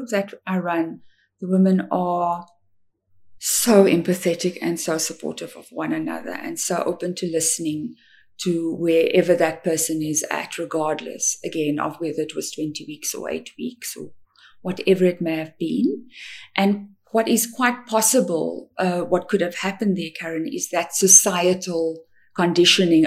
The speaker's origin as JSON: {"language": "English", "country": "South Africa", "said": "I'm from South Africa"}